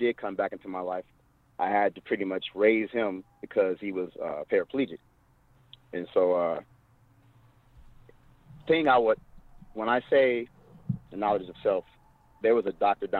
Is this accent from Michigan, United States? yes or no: yes; Detroit, Michigan, United States; I grew up in Detroit, Michigan, one of the most segregated cities in America